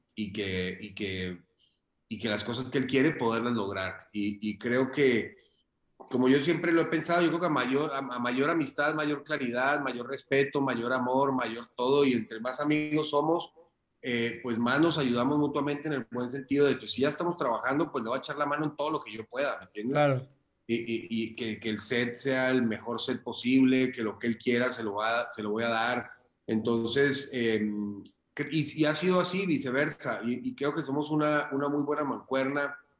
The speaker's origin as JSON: {"language": "Spanish", "town": "Cali", "region": "Valle del Cauca", "country": "Colombia", "tie": "born or raised there", "also_born_or_lived": "Popayán / Bogotá", "moved": "as an adult", "said": "soy colombiano, nací en una ciudad muy pequeña que se llama Popayán y me crié en Cali"}